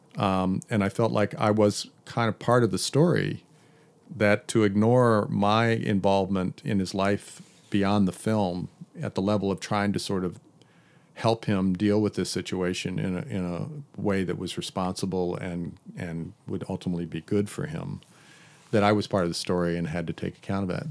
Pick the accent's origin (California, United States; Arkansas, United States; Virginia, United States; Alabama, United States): Virginia, United States; Hampton; moved away; my hometown in Hampton, Virginia